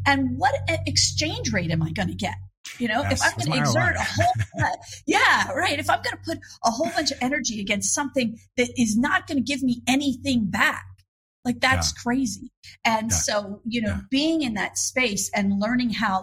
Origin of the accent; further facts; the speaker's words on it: Philadelphia, Pennsylvania, United States; moved away; I'm originally from Philadelphia.